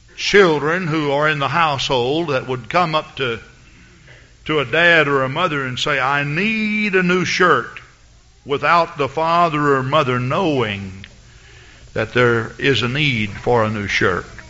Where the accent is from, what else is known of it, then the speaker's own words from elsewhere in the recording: Henderson, Texas, United States; moved away; I'm from Henderson, Texas